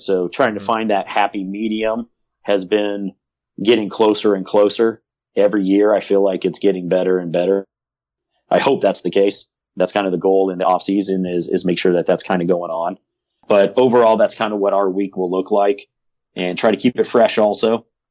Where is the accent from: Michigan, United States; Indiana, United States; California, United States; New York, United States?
California, United States; South Pasadena; I grew up in Pasadena, California, South Pasadena to be specific